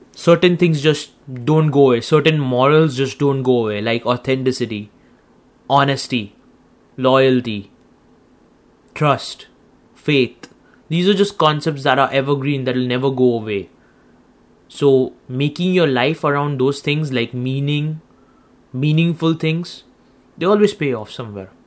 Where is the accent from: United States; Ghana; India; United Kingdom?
India; now in Canada; I'm an Indian. I come from India.